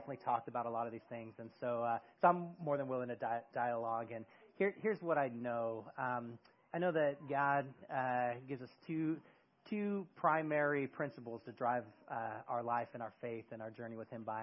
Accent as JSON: {"language": "English", "area": "near San Francisco", "region": "California", "country": "United States", "tie": "born or raised there", "moved": "as an adult", "lives_now": "Eugene, United States", "said": "I grew up near San Francisco"}